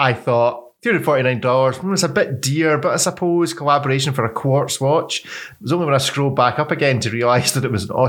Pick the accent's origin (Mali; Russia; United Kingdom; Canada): United Kingdom; Scotland; I'm Scottish